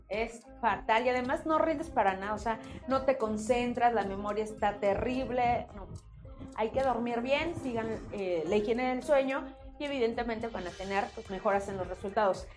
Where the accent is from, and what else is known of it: Mexico